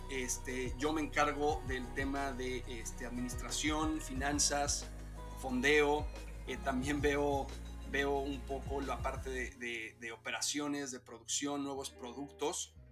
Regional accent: Mexico City, Mexico; Somos de la Ciudad de México. De ahí, nacimos, ahí crecimos y, y algunos de nosotros, … y yo, ahí seguimos.

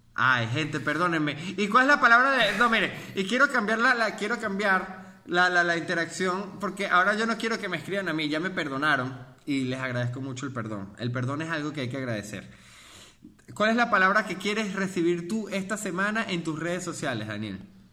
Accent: Mérida, Venezuela; yo soy de Mérida

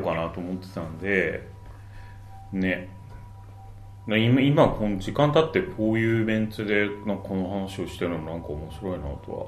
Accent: Kawasaki, Kanagawa, Japan; ちょっと川崎生まれなんだよね、俺

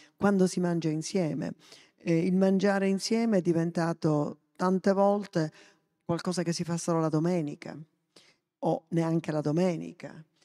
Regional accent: Sicily, Italy; also born or lived in Africa / Lebanon; come palermitano

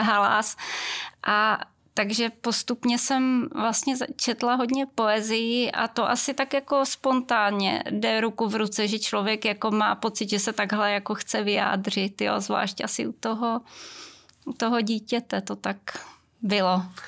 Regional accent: near Velké Meziříčí, Vysočina Region, Czechia; já pocházím z Vysočiny, konkrétně od Velkého Meziříčí, z malé vesničky

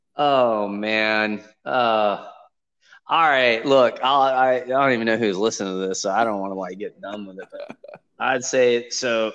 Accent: Los Angeles, California, United States; moved away; I grew up in Los Angeles

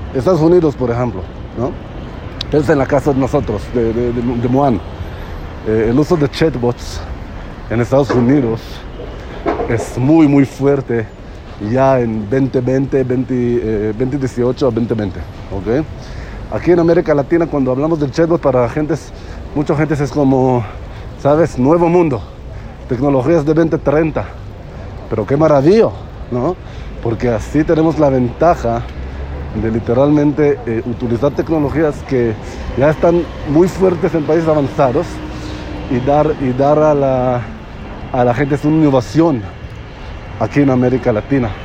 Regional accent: Israel; Spanish is a second language; moved away; yo soy israelí

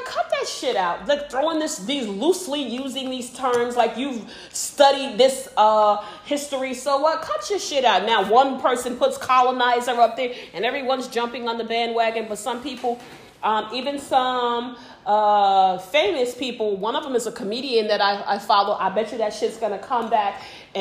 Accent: United States; I'm American. I'm proud American

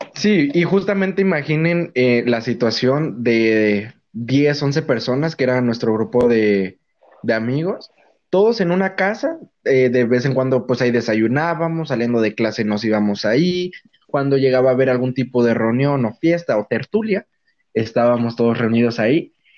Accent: Mexico City, Mexico; moved away; soy chilango

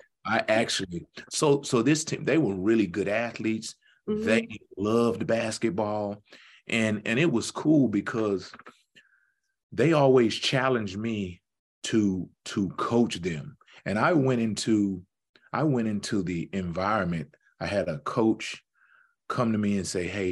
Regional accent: Houston, Texas, United States; I'm from Houston, very big city

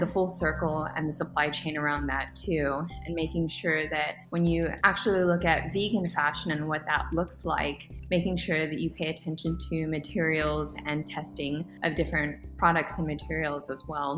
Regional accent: Edinburg, Texas, United States; moved away as an adult; also born or lived in San Marcos, Texas; I'm from the Valley, born and raised here in Edinburgh

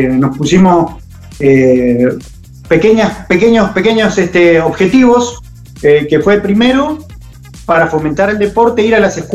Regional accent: Zárate, Buenos Aires Province, Argentina; Y yo vengo de la provincia de Buenos Aires, de Zárate concretamente

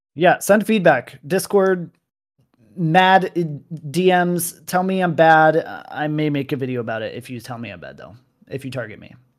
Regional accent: United States; I'm an American.

